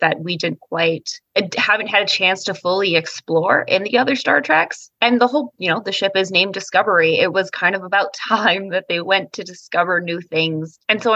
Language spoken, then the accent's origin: English; British Columbia, Canada; the West Coast in British Columbia, where we have so many different types of diverse ecological grounds to film on